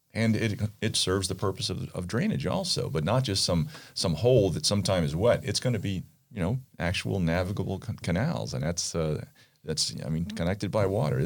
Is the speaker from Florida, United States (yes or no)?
yes; Pompano Beach, Florida, United States; grew up in Pompano. I've been here since nineteen sixty-three, um, when I graduated from Pompano High.